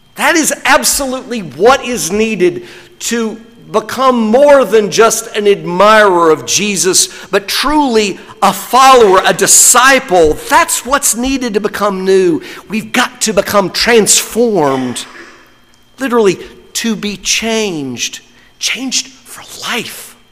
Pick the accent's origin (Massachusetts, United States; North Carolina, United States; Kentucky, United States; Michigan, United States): North Carolina, United States; I'm from North Carolina